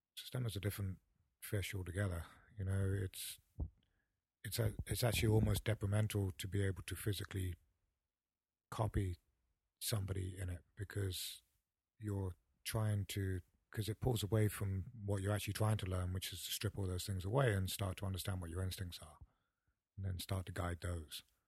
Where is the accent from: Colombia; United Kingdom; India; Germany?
United Kingdom; Paignton, South West England; moved away as an adult; also born or lived in Torquay / Kentucky; now in United States; my hometown in, in, uh, Paynton and Torquay